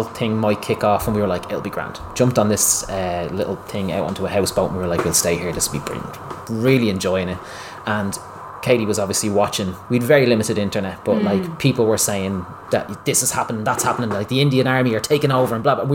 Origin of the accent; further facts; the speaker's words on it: Ireland; moved away as an adult; also born or lived in Dublin; we're the Irish